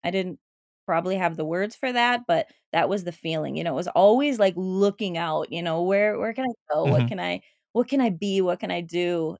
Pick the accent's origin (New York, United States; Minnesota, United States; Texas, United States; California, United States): Minnesota, United States; St. Paul; moved away as an adult; also born or lived in Honduras; Born and raised in Minnesota, St. Paul, Minnesota. And about 14 years ago, I moved to Central America, to Honduras. So that's where I have lived the last 14 years. And now just transitioning back to Minnesota.